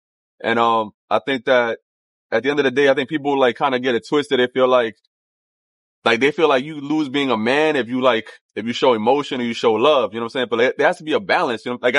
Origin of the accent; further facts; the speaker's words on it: New York City, New York, United States; I grew up in Sunset Park, Brooklyn.